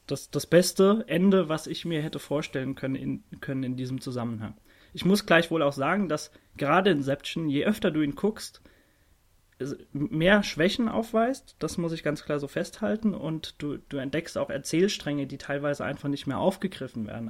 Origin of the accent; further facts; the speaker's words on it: Worms, Rhineland-Palatinate, Germany; in meiner Heimatstadt Worms